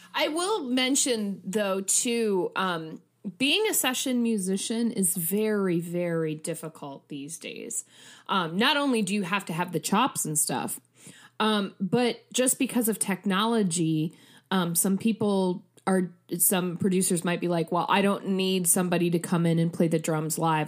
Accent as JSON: {"language": "English", "region": "Midwest", "country": "United States", "said": "I'm also, you know, Midwesterner"}